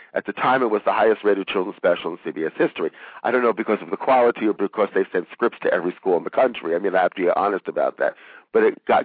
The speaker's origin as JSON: {"language": "English", "country": "France", "tie": "born or raised there", "moved": "yes", "said": "I was raised in France"}